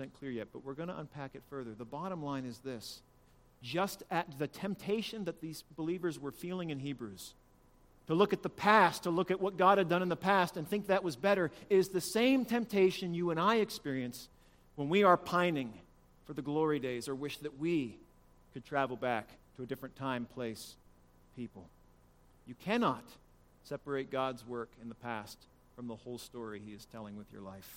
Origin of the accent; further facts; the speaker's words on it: Appalachia, United States; if I'm from Appalachia